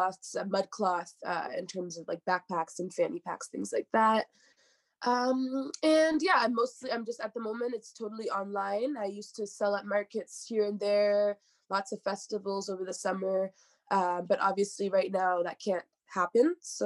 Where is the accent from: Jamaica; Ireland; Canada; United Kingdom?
Canada; Hamilton, Ontario; moved away as an adult; now in Montreal, Canada; I'm from Ontario, I'm from Hamilton.